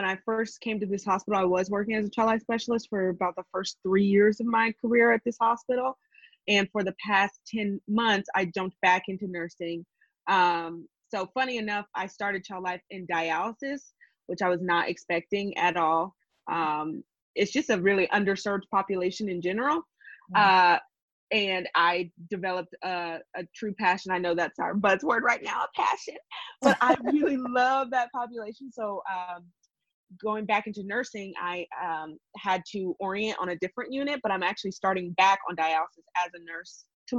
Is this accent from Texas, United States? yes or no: yes; Texas, United States; also born or lived in Los Angeles; I'm from Texas and lived a little bit in Los Angeles, kind of moved all around